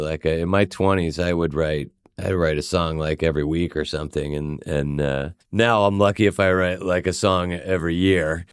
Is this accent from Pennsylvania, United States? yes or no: yes; Swarthmore, Pennsylvania, United States; I grew up in Swarthmore, Pennsylvania